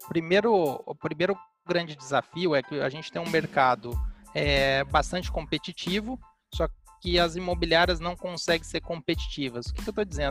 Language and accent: Portuguese; Londrina, Paraná, Brazil; eu sou londrinense, e aqui é uma cidade, para quem conhece, com um mercado imobiliário bastante robusto